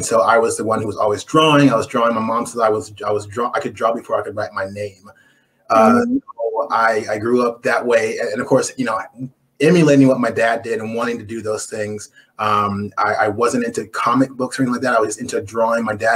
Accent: San Dimas, California, United States; moved away as an adult; also born or lived in New Zealand; I'm from California, particularly San Dimas, California, the home of Bill and Ted's Excellent Adventure

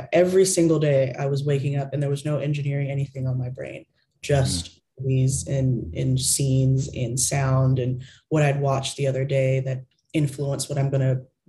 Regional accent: Texas, United States; Yes, a Texas girl through and through, 100%.

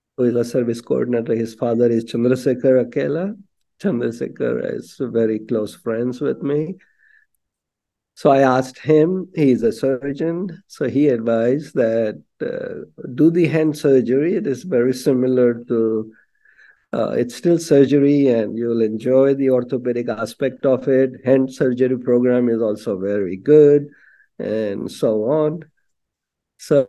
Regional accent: Mumbai, Maharashtra, India; moved away; I grew up in Bombay

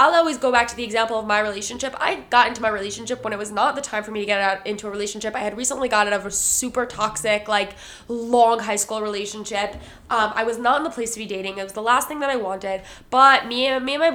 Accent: United States; I'm from the New York, New Jersey community

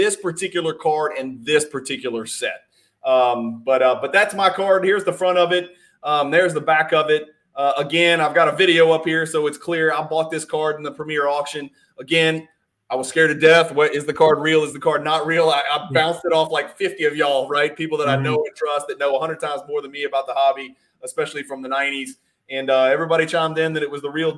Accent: Louisiana, United States; I'm from Louisiana

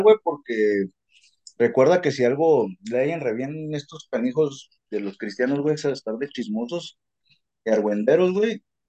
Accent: Mexico; Nosotros vamos a tener una identidad como mexicanos, porque nos sobraba cultura

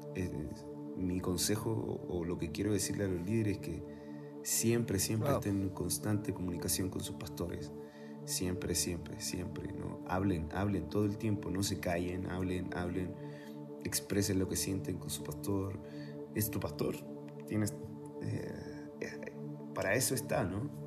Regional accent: Chile; moved away as an adult; also born or lived in Mexico; now in Tlalnepantla, Mexico; yo nací en Chile

